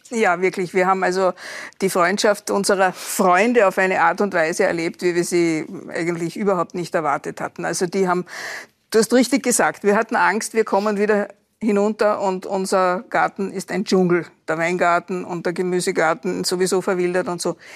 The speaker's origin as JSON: {"language": "German", "town": "Klagenfurt", "region": "Carinthia", "country": "Austria", "tie": "born or raised there", "said": "weil ich bin ja in Klagenfurt geboren und, und aufgewachsen."}